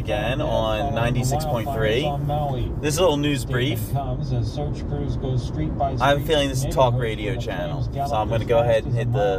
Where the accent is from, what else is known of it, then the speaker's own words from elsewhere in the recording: Pennsylvania, United States; moved away; I love driving through Pennsylvania. I love the way the farms are organized and they're so nice and neat. That's my home state originally.